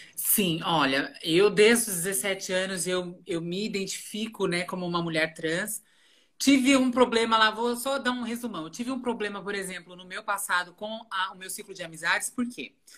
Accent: Rio Grande da Serra, São Paulo, Brazil; moved away as an adult; also born or lived in Ribeirão Pires; now in São Paulo, Brazil; eu nasci em Ribeirão Pires, né? Morei em Rio Grande da Serra muito tempo

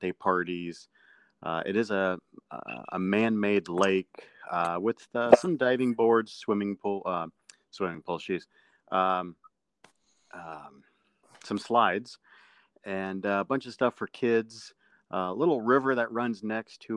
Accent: Akron, Ohio, United States; I'm from Akron, Ohio

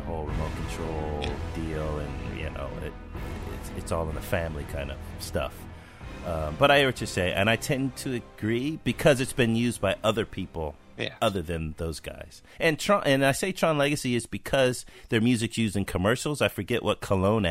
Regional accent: California, United States; I'm from California

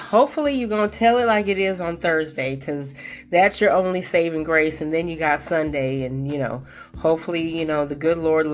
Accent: Colorado, United States; my hometown of Colorado

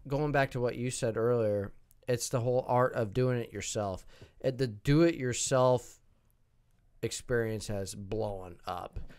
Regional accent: Seward, Nebraska, United States; moved away as an adult; also born or lived in Omaha, Nebraska; now in Kansas City, United States; I grew up in Seward, Nebraska

